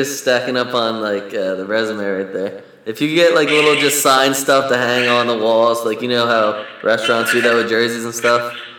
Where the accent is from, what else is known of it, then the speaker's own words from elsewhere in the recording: Philadelphia, Pennsylvania, United States; we're from Philly